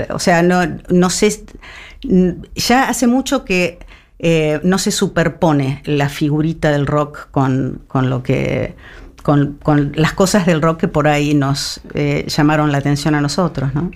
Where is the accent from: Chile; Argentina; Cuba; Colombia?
Argentina; somos argentinos